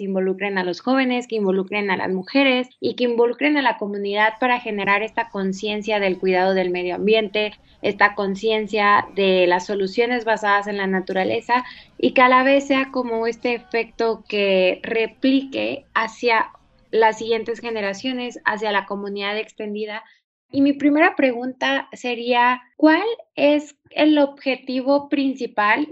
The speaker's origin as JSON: {"language": "Spanish", "region": "Chiapas", "country": "Mexico", "said": "yo soy de Chiapas"}